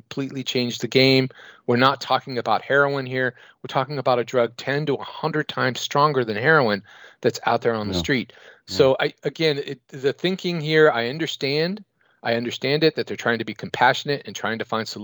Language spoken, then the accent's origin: English; San Francisco, California, United States; I'm from San Francisco, which is one of the epicenters of the opioid crisis in North America